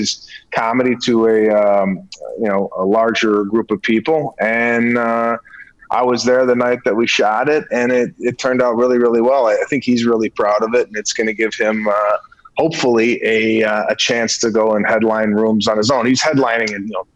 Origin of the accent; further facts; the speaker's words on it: Arlington Heights, Illinois, United States; moved away as an adult; also born or lived in DeKalb, Illinois; now in California, United States; I'm from the northwest suburbs of Arlington Heights, not Chicago proper